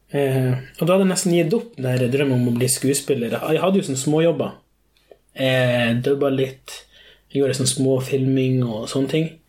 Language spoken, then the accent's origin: Norwegian; Skogsfjord, Troms, Norway; also born or lived in São Paulo, Brazil / Kvaløya; Jeg er da adoptert fra Sao Paulo, Brasil, mm. da jeg var fem år. Eh, da kom jeg til Ringvassøya, eh, Skogsfjord, og jeg oppvokste her